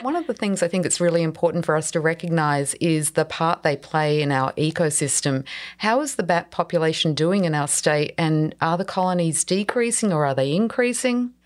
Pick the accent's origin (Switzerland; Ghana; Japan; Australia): Australia; now in Florida, United States; As you can probably tell from my accent, I grew up in Australia